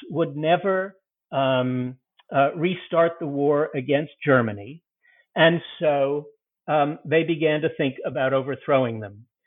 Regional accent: United Kingdom; I'm a British, so I don't know how to how to pronounce the Russian words.

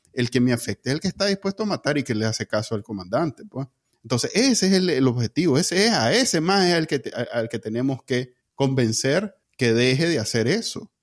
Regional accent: Nicaragua; moved away as an adult; yo me fui de Nicaragua es por el miedo a que me pegaran mi balazo

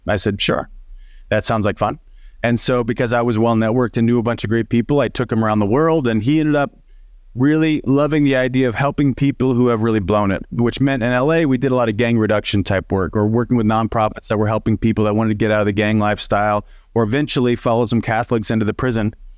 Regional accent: Southern Illinois, United States; moved away as an adult; now in Los Angeles, United States; I grew up in Southern Illinois, in the middle of nowhere, eight thousand people when everybody's home

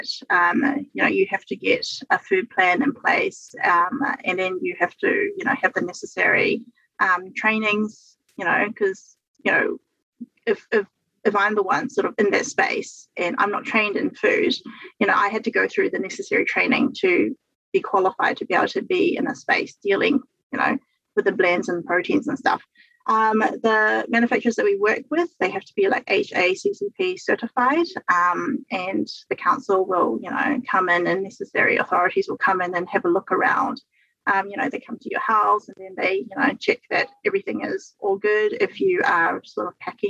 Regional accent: New Zealand; I'm a New Zealander and we're in New Zealand

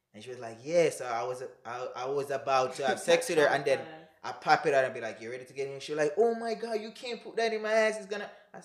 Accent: May Pen, Clarendon, Jamaica; moved away as an adult; now in United States; I was from Clarendon.

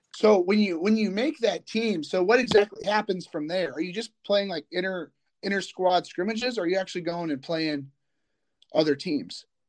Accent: Indiana, United States; I'm from Indiana

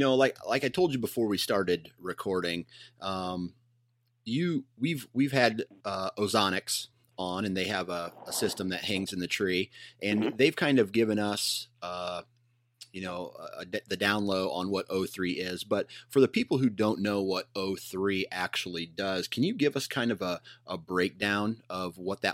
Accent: Iowa, United States; cause I'm from Iowa. I'm in the eastern side of the state.

